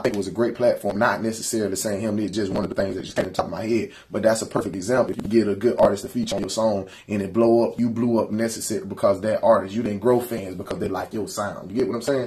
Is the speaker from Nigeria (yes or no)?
no; Perry, United States; I love being from the country